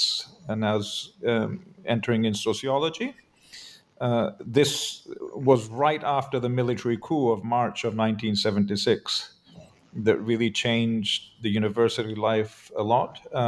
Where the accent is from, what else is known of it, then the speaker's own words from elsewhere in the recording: Buenos Aires, Argentina; English is a second language; moved away as an adult; also born or lived in California; now in United States; since we both grew up in Latin America. I grew up in Argentina, in Buenos Aires. So I grew up, I did all my schooling, basically primary, secondary.